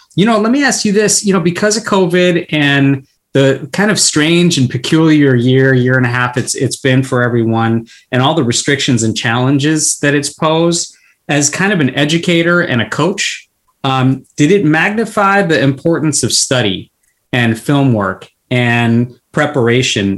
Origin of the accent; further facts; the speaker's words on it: California, United States; being born and brought up uh, in California